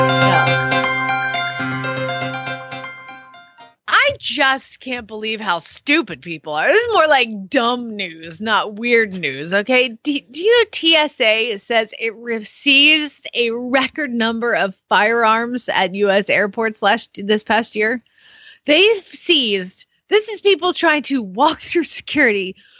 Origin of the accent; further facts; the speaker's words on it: Atlanta, Georgia, United States; Atlanta, the ATL, my hometown